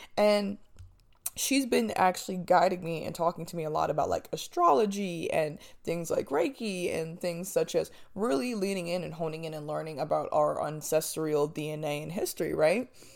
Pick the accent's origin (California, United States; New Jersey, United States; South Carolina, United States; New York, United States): New Jersey, United States; moved away; I'm from Jersey.